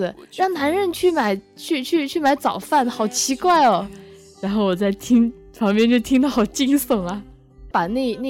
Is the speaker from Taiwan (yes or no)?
no; Zhejiang, China; moved away as an adult; also born or lived in Hainan; 从浙江还是我老家